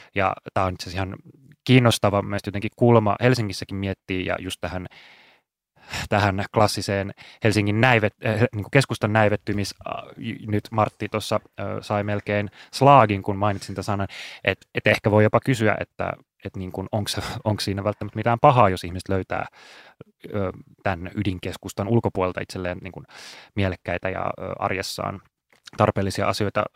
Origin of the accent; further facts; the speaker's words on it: Espoo, Uusimaa, Finland; moved away; rakas entinen kotikaupunkini Espoo